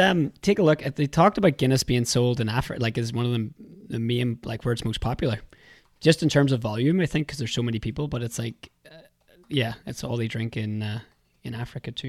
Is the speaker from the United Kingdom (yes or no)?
yes; Lisburn, Northern Ireland, United Kingdom; accent: Irish; moved away as an adult; now in Vancouver, Canada; I'm from Lisburn